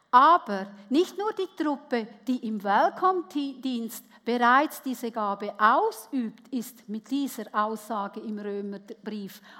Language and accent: German; Switzerland; Ich wurde als Gastarbeiterkind geboren in der Schweiz. Meine Eltern waren Wirtschaftsflüchtlinge nach dem Zweiten Weltkrieg und ich durfte als Gast in einem ganz goldigen Heididorf aufwachsen.